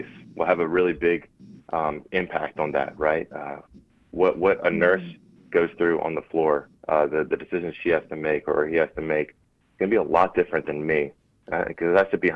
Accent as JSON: {"language": "English", "town": "LaPlace", "region": "Louisiana", "country": "United States", "tie": "born or raised there", "also_born_or_lived": "Houston, Texas", "lives_now": "New Orleans, United States", "said": "I was born and raised in Laplace, Louisiana, a little town between Baton Rouge and New Orleans"}